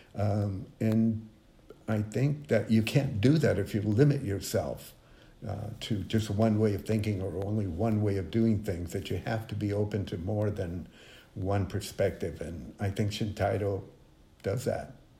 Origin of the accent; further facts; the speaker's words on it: Mexico; moved away; I grew up in Mexico